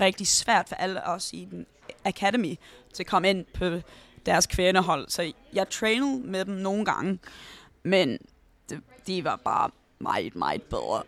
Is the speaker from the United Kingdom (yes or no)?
yes; London, United Kingdom; Danish is a second language; jeg boede i North London med min mor og min bror hele mit liv